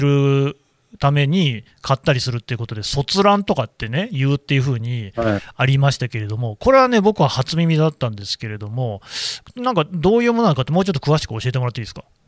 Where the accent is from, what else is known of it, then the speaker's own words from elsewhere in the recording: Nagoya, Aichi, Japan; 名古屋なんですけど